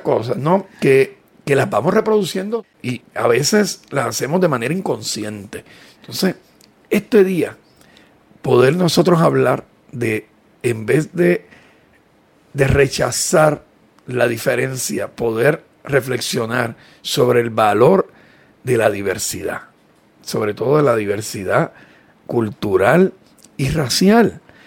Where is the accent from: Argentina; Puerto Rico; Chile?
Puerto Rico; nos sentimos orgullosos de ser puertorriqueños